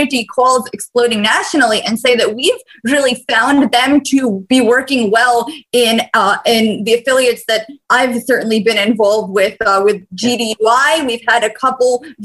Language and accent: English; Bosnia & Herzegovina; moved away; I'm from Bosnia originally